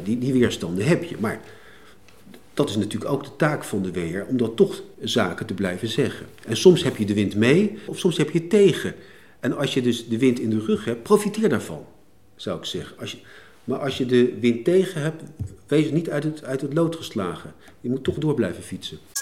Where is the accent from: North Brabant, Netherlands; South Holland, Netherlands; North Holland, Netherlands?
South Holland, Netherlands; Leidschendam; also born or lived in The Hague; geboren in Den Haag, opgroeiend in Leidschendam